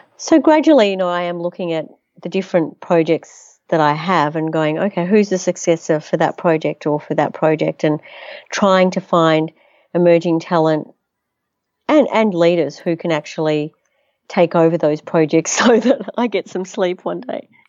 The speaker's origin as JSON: {"language": "English", "town": "Melbourne", "region": "Victoria", "country": "Australia", "tie": "born or raised there", "also_born_or_lived": "Netherlands / United States", "said": "I was born in Holland, actually, came to Australia when I was one, to, uh, so my, my parents are Holocaust survivors, um, My grandmother invented the very first foldable umbrella. My grandfather was an acclaimed sculptor, and his work resides in the great galleries around the world. I was educated in Melbourne"}